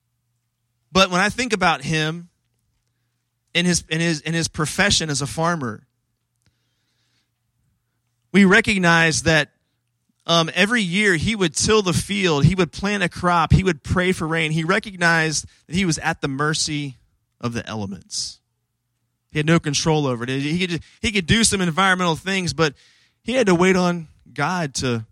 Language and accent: English; Washington, D.C. area, District of Columbia, United States; I grew up in the Washington, D.C. area